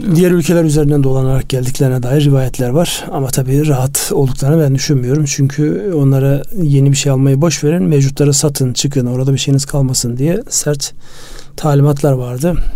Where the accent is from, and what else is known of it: Turkey